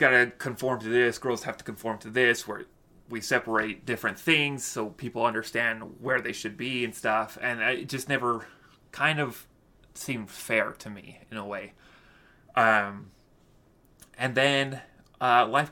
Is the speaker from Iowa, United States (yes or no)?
no; Utah, United States; I grew up in Utah